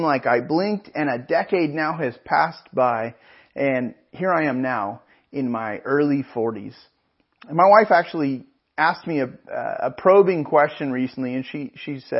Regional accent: Pismo Beach, California, United States; I grew up in Pismo Beach and up in the Central Coast, and our home growing up was about a mile from the ocean

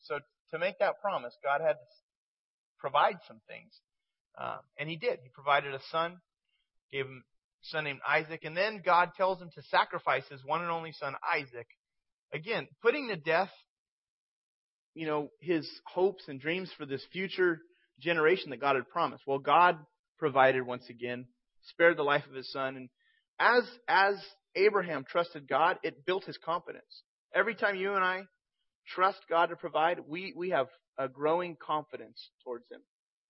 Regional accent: San Jose, California, United States; born there; But I was born in San Jose, Northern California, and my parents were a part of a church called Foxworthy Baptist Church. And I was there in this church until I was age 4, and then my family moved away to another city.

